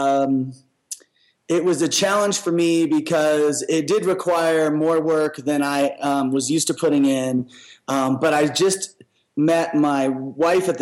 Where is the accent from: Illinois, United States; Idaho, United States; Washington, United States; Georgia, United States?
Washington, United States; Seattle; moved away as an adult; also born or lived in Little Rock, Arkansas; I was born in the South in Little Rock, Arkansas, and spent a few years there. And then we migrated to Seattle when I was 4, and I spent most of my life there